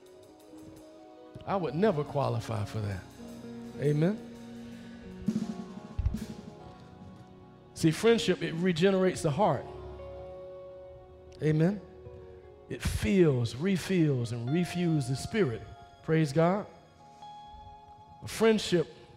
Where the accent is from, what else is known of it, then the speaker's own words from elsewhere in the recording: the South, United States; I'm from the South. We speak to people